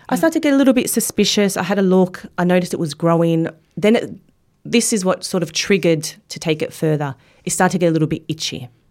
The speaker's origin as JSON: {"language": "English", "country": "Australia", "tie": "born or raised there", "said": "living in Australia and growing up in Australia"}